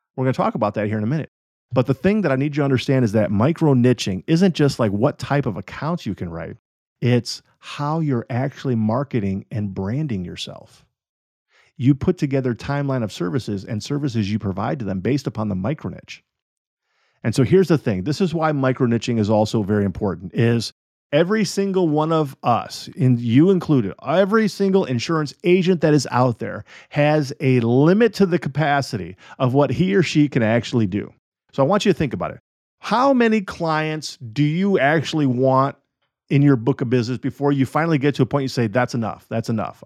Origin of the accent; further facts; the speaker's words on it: United States; I am an American citizen